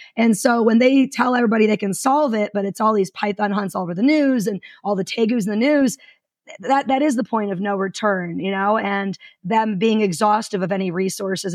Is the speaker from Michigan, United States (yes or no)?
yes; suburbs of Detroit, Michigan, United States; moved away; I'm originally from Michigan. Uh, like most people from the suburbs of Detroit, where like 75% of the state uh, resides. And I grew up in wetlands